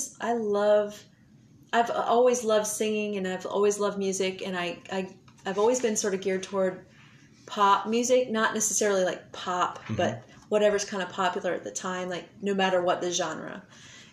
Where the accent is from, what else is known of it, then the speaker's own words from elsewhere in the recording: Southern Maryland, United States; moved away as an adult; now in Nashville, United States; I am from Maryland, mostly like Southern Maryland. All my extended family's from Maryland, and I grew up there, went to college there